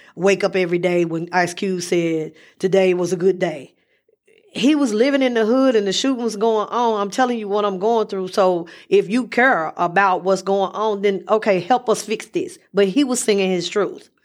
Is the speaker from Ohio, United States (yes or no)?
no; Memphis, Tennessee, United States; I'm from Memphis